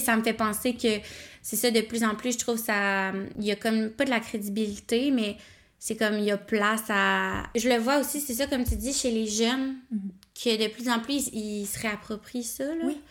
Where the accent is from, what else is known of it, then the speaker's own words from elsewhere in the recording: Nicolet, Quebec, Canada; je viens de Nicolet